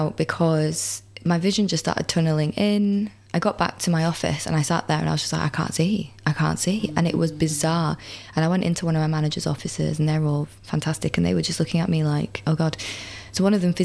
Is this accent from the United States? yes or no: no; United Kingdom; I'm British